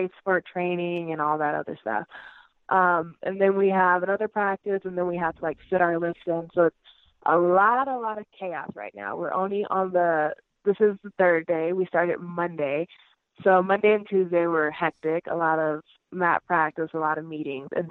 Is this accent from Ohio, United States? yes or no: no; Oakland, California, United States; I'm from Oakland, California